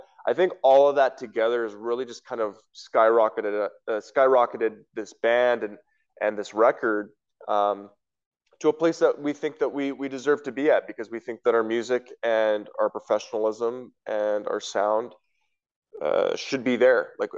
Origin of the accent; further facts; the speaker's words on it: Western Canada, Canada; especially growing up in Western Canada